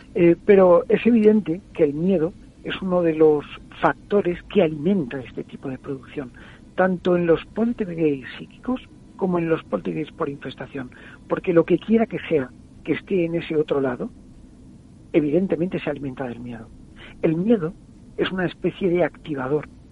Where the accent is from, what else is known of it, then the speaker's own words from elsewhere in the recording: San Vicente del Raspeig, Valencian Community, Spain; en una emisora de mi pueblo